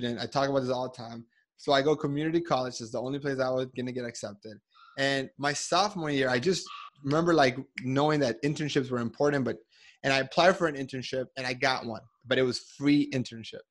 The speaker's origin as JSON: {"language": "English", "country": "Colombia", "moved": "yes", "lives_now": "United States", "said": "I'm also not from America, I'm from Colombia"}